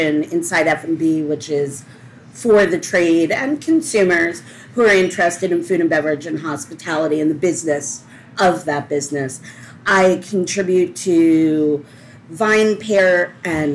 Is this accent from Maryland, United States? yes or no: yes; D.C., Maryland, United States; also born or lived in Washington, D.C.; I grew up outside of Washington, D.C. I was born downtown and raised in Maryland